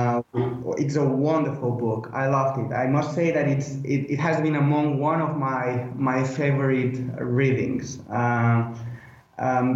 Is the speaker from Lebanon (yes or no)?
no; Spain; moved away as an adult; now in United Kingdom; I am originally from Spain and I am a Spanish citizen